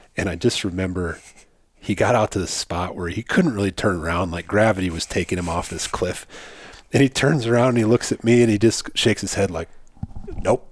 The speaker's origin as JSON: {"language": "English", "region": "South Dakota", "country": "United States", "tie": "born or raised there", "said": "I grew up in South Dakota."}